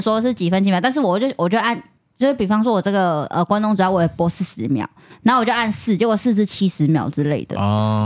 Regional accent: Taiwan; 我是台湾来的

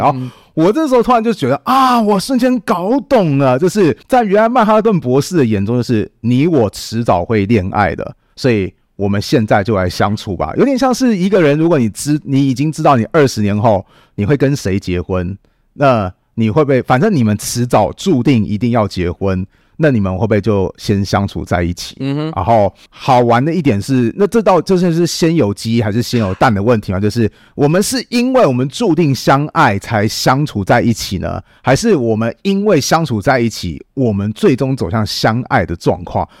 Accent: Taiwan; 这对我们台湾人来讲

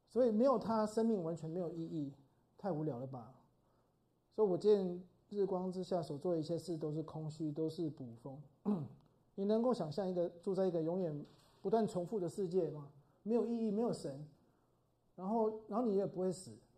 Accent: Brazil; 我小时候在天主教， 天主教的国家， 这是百分之八十， 巴西是， 就是天主教最多的人的地方

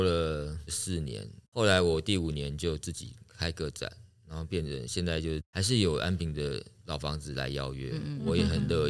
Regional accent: Taipei, Taiwan; moved away as an adult; also born or lived in Chiayi; now in Tainan, Taiwan; 我是台北人哦，我在嘉义长大，

